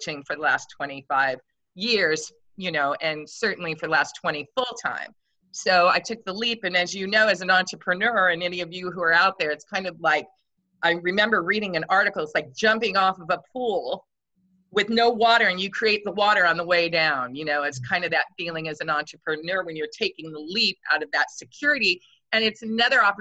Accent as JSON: {"language": "English", "area": "Grays Harbor", "region": "Washington", "country": "United States", "tie": "born or raised there", "moved": "as an adult", "lives_now": "California, United States", "said": "I was born and raised in Washington State."}